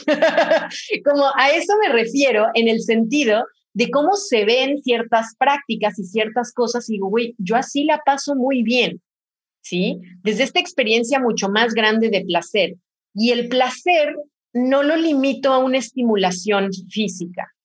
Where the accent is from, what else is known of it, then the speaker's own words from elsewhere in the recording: Mexico; soy de México y acá tenemos una diversidad culinaria increíble